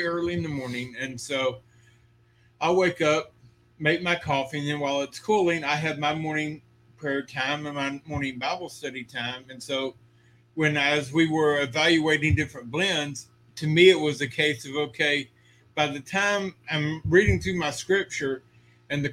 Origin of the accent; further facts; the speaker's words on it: Texas, United States; also born or lived in Georgia / Seguin, Texas; Born and raised in Texas my whole life. I've lived in every area of Texas except West Texas